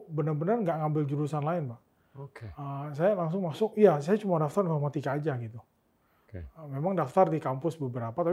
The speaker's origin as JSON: {"language": "Indonesian", "town": "Pontianak", "region": "West Kalimantan", "country": "Indonesia", "moved": "yes", "said": "karena kan dulu saya dari Pontianak, okay."}